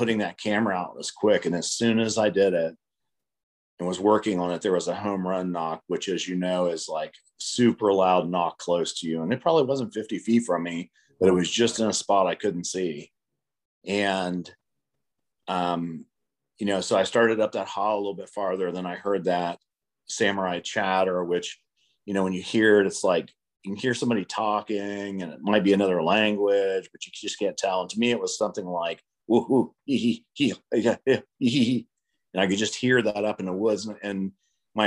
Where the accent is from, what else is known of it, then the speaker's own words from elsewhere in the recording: Ohio, United States; the one park that I grew up in Ohio, the most remote park there, grew up hunting there all the time as a child.